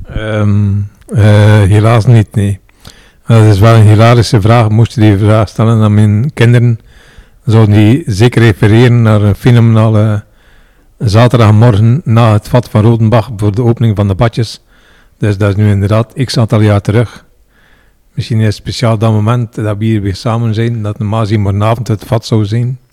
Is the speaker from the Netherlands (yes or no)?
no; Roeselare, Flanders, Belgium; also born or lived in Ghent; Dus niet geboren en getogen in Roeselaar, maar wel getogen.